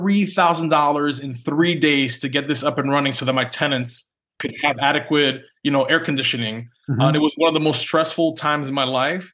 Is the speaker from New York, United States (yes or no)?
yes; New York City, New York, United States; moved away as an adult; also born or lived in Philadelphia; now in Dallas, United States; I was born and raised in Manhattan, New York